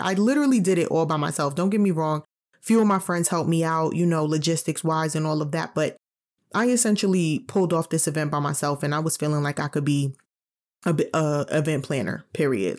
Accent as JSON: {"language": "English", "town": "New York City", "region": "New York", "country": "United States", "moved": "yes", "said": "I'm originally from New York City. I know that if I still lived in New York, I'd be renting"}